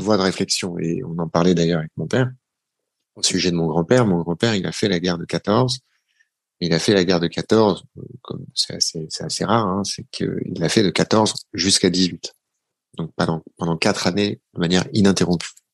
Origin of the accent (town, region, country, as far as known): Paris, Île-de-France, France; born or raised there